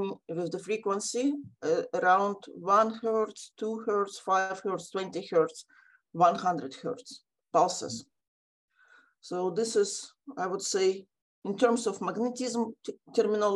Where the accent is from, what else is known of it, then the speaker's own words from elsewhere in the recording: Ukraine; now in Australia; I'm also from Ukraine